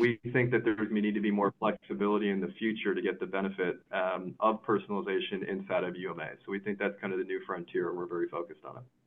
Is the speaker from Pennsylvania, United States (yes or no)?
no; Chicago, Illinois, United States; also born or lived in Kansas City; I was from Chicago.